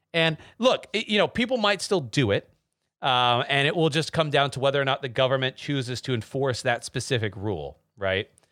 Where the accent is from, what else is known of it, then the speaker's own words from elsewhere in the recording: Texas, United States; moved away; I'm from Texas originally